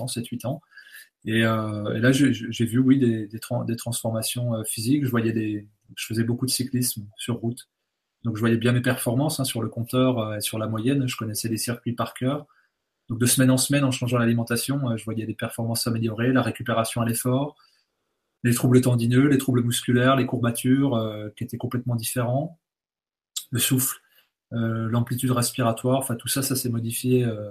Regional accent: Bourgogne-Franche-Comté, France; je viens de, de Franche-Comté, donc le fromage, c'est pléthorique. Mon, grand-père faisait du, lait en tant que cultivateur et éleveur

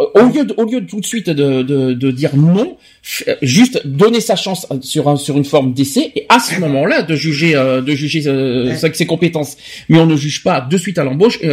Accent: France; also born or lived in Bordeaux; chez nous en France

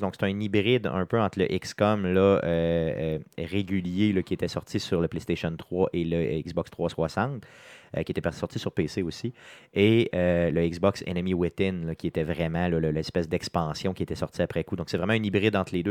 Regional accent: Quebec City, Quebec, Canada; on est de Québec, de la ville de Québec

